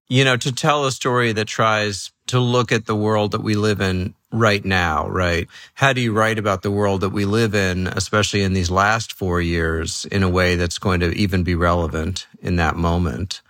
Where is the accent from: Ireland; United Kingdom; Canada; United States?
United States; New York City, New York; moved away; also born or lived in Los Angeles / San Francisco / the middle of the country; I grew up in New York City.